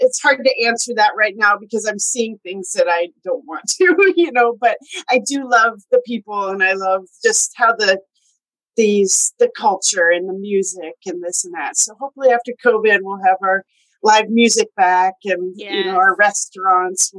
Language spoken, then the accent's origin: English; Michigan, United States; also born or lived in Montana / Mexico; now in Seattle, United States; I am from Michigan originally, and then moved to Montana, and then Mexico for 4 years, and then here in Seattle